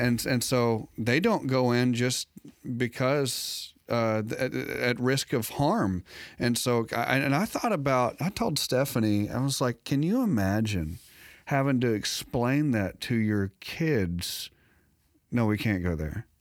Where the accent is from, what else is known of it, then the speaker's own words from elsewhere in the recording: United States; I was safe as an American